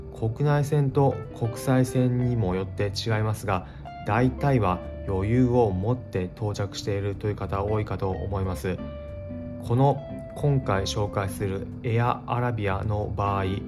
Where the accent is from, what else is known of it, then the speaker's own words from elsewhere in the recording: Japan; もちろんパスポートも提示して日本人だというふうに伝えました